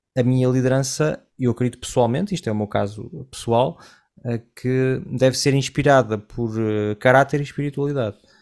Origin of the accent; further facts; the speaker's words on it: Portugal; moved away; also born or lived in Collonges; eu venho de Portugal num, numa época, não sei como é que é hoje, já não estou lá há muitos anos